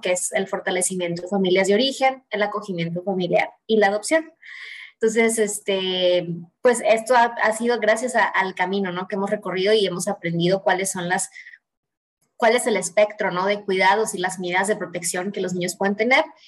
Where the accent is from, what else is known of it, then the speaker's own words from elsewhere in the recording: Mexico; Y le digo, pues de México